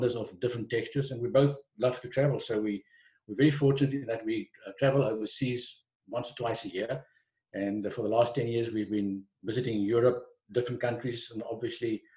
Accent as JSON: {"language": "English", "town": "Stellenbosch", "region": "Western Cape", "country": "South Africa", "tie": "born or raised there", "also_born_or_lived": "Johannesburg", "said": "I was born and bred in Stellenbosch, right in the heart of the Midlands"}